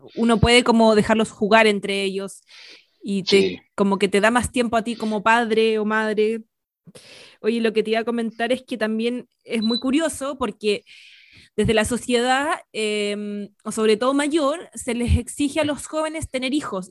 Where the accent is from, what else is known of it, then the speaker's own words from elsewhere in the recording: Santiago, Santiago Metropolitan Region, Chile; crecí en Las Condes